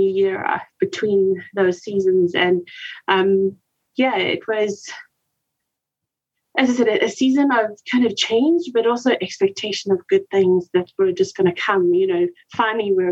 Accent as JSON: {"language": "English", "country": "South Africa", "also_born_or_lived": "West and Central Africa", "moved": "as an adult", "lives_now": "Lindale, United States", "said": "I'm originally from South Africa, but call Lindale, Texas home for now"}